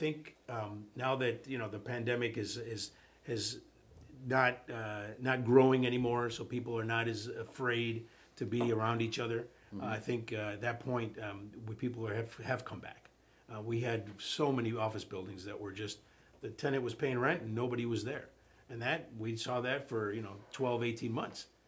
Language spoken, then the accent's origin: English; Chicago, Illinois, United States; moved away as an adult; now in South Florida, United States; I'm from Chicago. They were doing that when I was a kid in Chicago